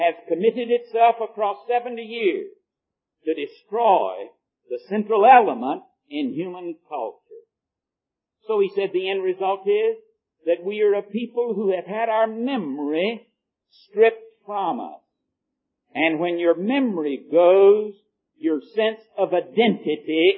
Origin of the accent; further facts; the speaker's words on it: United States; I'm an American